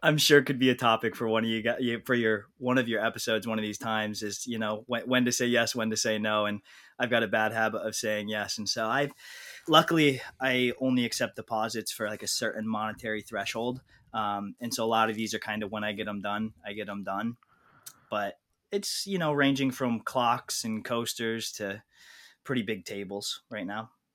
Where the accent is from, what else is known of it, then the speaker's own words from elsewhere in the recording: New York, United States; also born or lived in Idaho; I grew up in New York, moved to Idaho for a couple years to go get a graduate degree out there